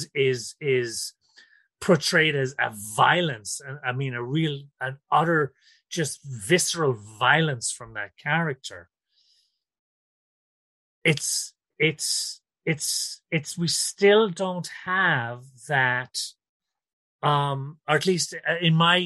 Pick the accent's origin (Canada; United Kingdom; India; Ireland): Ireland; now in New York City, United States; I am from Ireland originally, but I currently live in New York City